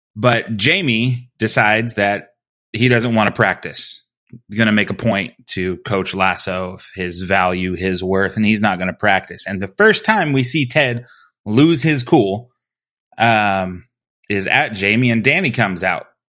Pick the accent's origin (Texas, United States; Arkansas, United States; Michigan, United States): Texas, United States; South; Growing up in Texas, everybody played soccer at a young age down here